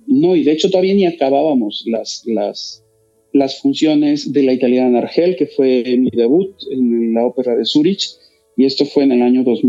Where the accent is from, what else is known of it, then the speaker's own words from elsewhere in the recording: Mexico; todos somos mexicanos